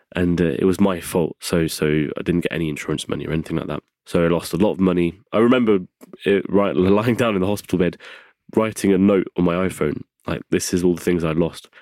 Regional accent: England, United Kingdom; moved away; also born or lived in south of France; I was brought up as an English boy.

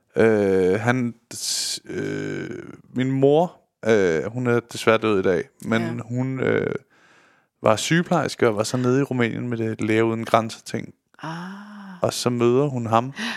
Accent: Denmark; som danskere

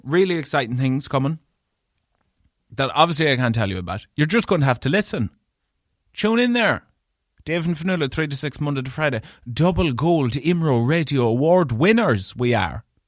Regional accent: Leitrim, Connacht, Ireland; I'm from Leitrim

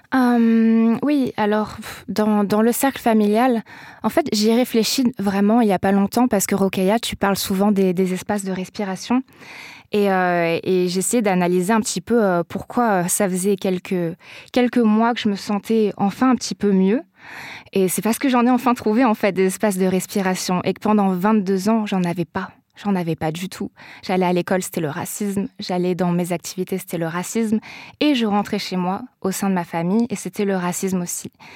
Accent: south-east France, France; là où j'ai grandi dans le sud-est de la France

